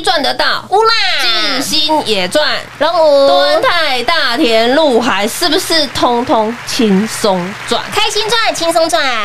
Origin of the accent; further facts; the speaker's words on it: Taiwan; 真的是为我们台湾人为荣